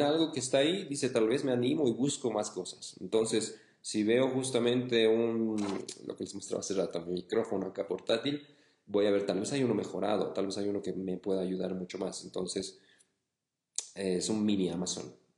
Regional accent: Bolivia; mi país, en Bolivia

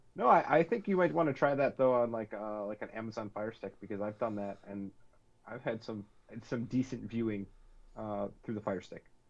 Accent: northern Wisconsin, United States; we grew up north in Wisconsin.

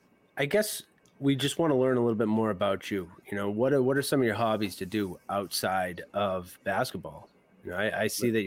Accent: Massachusetts, United States; we're from Massachusetts

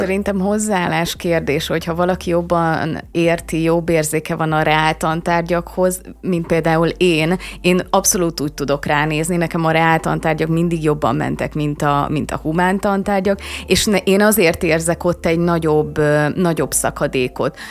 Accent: Hungary; mint magyar állampolgár

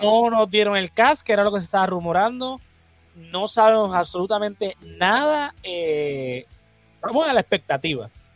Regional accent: Puerto Rico; los boricuas nos encanta la Navidad

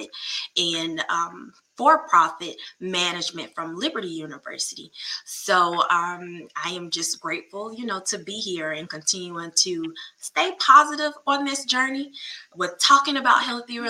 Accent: North Augusta, South Carolina, United States; moved away as an adult; now in Hopkins, United States; I'm originally from North Augusta, South Carolina

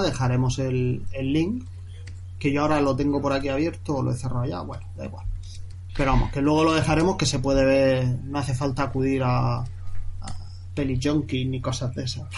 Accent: Murcia, Region of Murcia, Spain; also born or lived in Seville; yo luego me vine de Sevilla aquí a Murcia, yo soy de Murcia

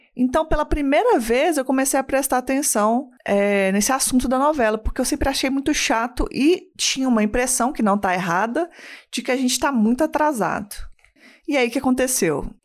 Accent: Belo Horizonte, Minas Gerais, Brazil; eu sou uma mulher cis, branca, lésbica de Belo Horizonte

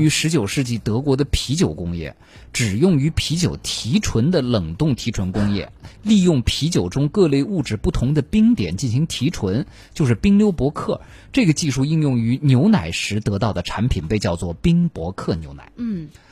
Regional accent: China; 而且我们中国人目前在北京这样的城市

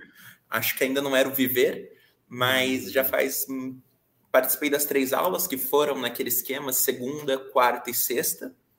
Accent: Araquari, Santa Catarina, Brazil; eu sou de Araquari, Santa Catarina, onde aqui nessa cidade eu tô com a Orion Jogos

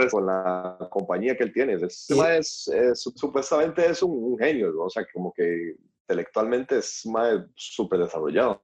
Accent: Costa Rica; siendo tico

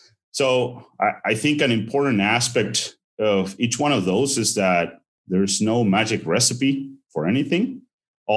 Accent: Argentina; moved away as an adult; also born or lived in Saskatchewan, Canada / Madison, Wisconsin, United States; now in Ohio, United States; I'm originally from Argentina. I was raised there and actually attended veterinary school there and finished in 2009

